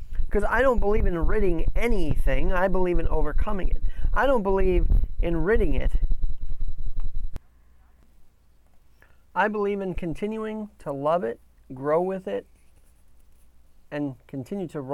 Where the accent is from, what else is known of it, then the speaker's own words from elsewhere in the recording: New York, United States; as a New Yorker